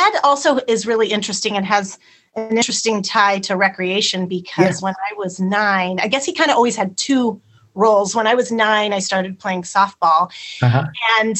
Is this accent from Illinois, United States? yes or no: no; Clovis, California, United States; moved away as an adult; also born or lived in San Luis Obispo, California; I grew up in Clovis, which is just outside of Fresno. Ah. So I'm a Central Valley girl and spent my whole life there until going to Cal Poly. And I loved growing up in Clovis, but I was ready to get out.